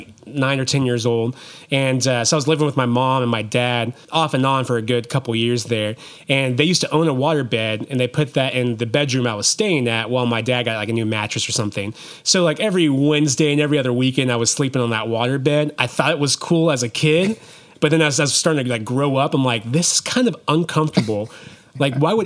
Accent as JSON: {"language": "English", "town": "Brookfield", "region": "Missouri", "country": "United States", "tie": "born or raised there", "also_born_or_lived": "Columbia, Missouri", "said": "I did most of my growing up in Brookfield, but I was actually born in Columbia, Missouri"}